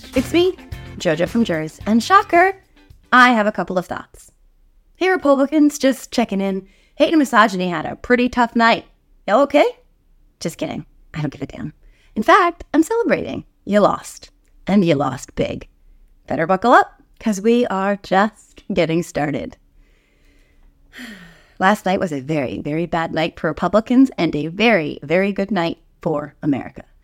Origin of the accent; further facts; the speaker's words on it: New Jersey, United States; My home state of New Jersey